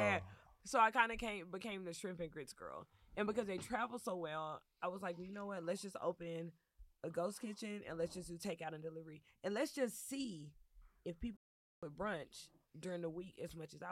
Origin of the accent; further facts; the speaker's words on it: Dallas, Texas, United States; moved away as an adult; now in Los Angeles, United States; I'm from Dallas, Texas originally. I moved to L.A. In 2014 as a singer-songwriter